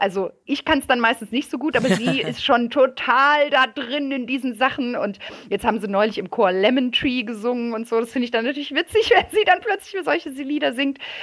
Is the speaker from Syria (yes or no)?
no; France; now in Germany; ich bin in Frankreich aufgewachsen